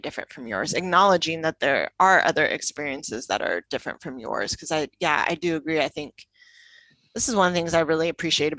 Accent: United States; moved away as an adult; also born or lived in Italy; now in London, United Kingdom; I would feel different about myself as an American if I didn't live in London

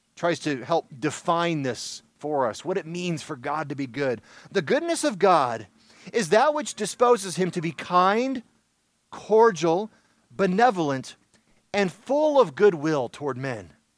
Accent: Michigan, United States; Growing up in Michigan

